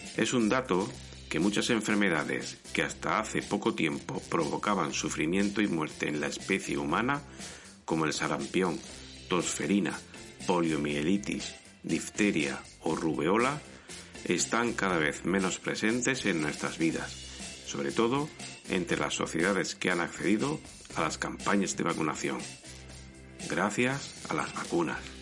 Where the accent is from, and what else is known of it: Spain